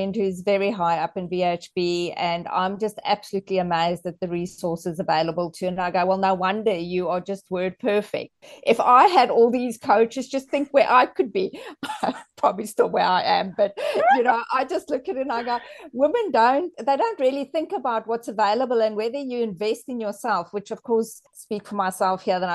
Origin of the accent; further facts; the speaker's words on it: South Africa; I'm just South African